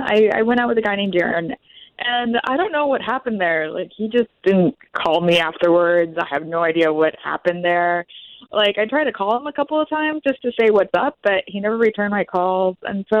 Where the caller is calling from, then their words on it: Ocoee, Florida, United States; Oh, from Ocoee.